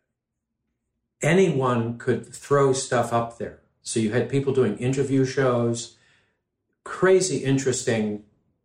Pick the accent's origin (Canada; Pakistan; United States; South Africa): United States; New York City, New York; also born or lived in London; I grew up in New York City, going back and forth between New York City and London with my family.